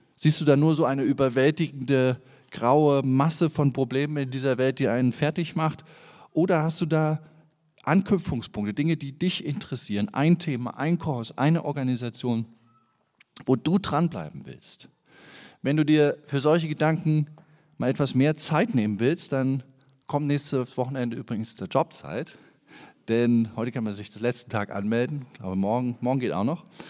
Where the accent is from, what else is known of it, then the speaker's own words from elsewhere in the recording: Germany; Ich bin ja im Osten in der DDR aufgewachsen, habe meine Grundschulzeit in der DDR verbracht